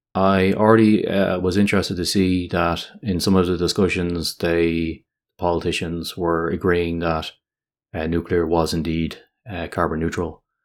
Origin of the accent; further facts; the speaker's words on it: Ireland; my home country of Ireland